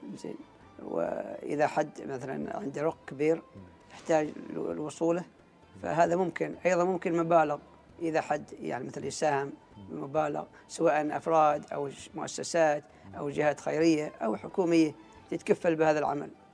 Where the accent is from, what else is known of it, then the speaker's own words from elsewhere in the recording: Oman; قريتنا قريه الغم